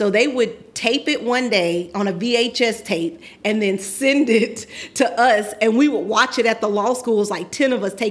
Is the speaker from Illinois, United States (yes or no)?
no; Winston-Salem, North Carolina, United States; moved away as an adult; also born or lived in Maryland; now in Atlanta, United States; I am originally from Winston-Salem, North Carolina